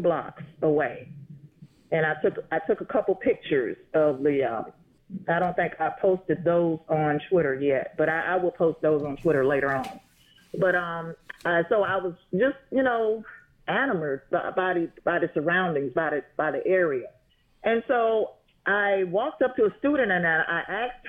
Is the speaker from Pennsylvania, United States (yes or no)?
no; Atlanta, Georgia, United States; I'm from Atlanta